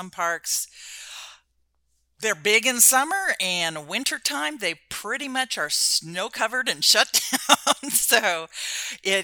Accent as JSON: {"language": "English", "region": "Washington", "country": "United States", "tie": "born or raised there", "said": "My family, that's what we did when I grew up in Washington State"}